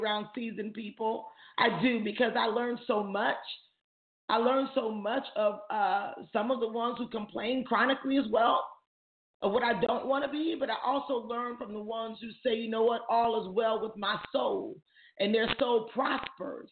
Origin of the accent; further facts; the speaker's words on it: Jamaica; I'm Jamaican.